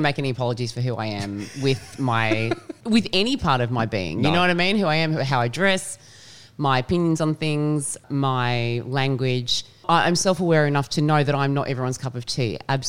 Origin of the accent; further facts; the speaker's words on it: Australia; We are all Australian and I do not understand this State of Origin.